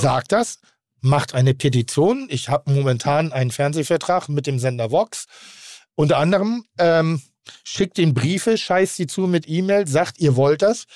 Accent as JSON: {"language": "German", "town": "Pinneberg", "region": "Schleswig-Holstein", "country": "Germany", "said": "Ich komme aus Pinneberg."}